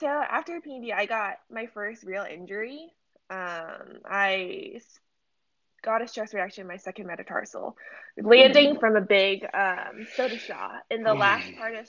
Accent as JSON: {"language": "English", "town": "San Francisco", "region": "California", "country": "United States", "tie": "born or raised there", "also_born_or_lived": "London / New York", "moved": "yes", "said": "I am born and raised in San Francisco, the Bay Area."}